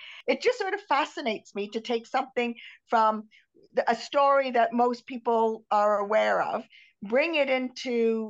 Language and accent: English; Yorkshire and the Humber, United Kingdom; now in Canada; I live in Canada. I am from Yorkshire.